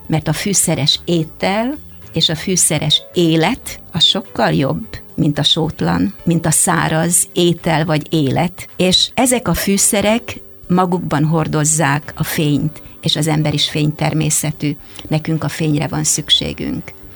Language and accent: Hungarian; Hungary; first language Hungarian; moved away as an adult; now in Canada; mikor ide születtem erre a földre, és ez az, amin én megtanultam beszélni